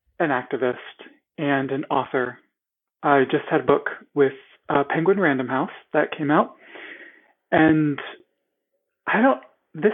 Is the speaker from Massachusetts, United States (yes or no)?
no; central Pennsylvania, United States; The middle of Pennsylvania